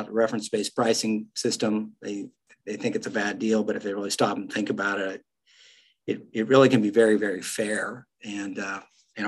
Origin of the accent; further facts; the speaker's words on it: Western Oklahoma, United States; moved away; the people I grew up around in Western Oklahoma